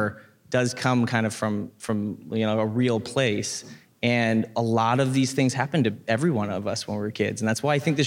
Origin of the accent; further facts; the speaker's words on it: Vancouver, British Columbia, Canada; I grew up in Vancouver